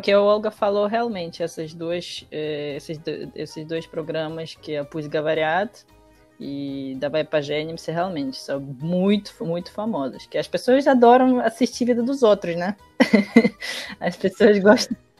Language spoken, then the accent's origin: Portuguese; Russia; now in Brazil; na minha adolescência, infância, na, na Rússia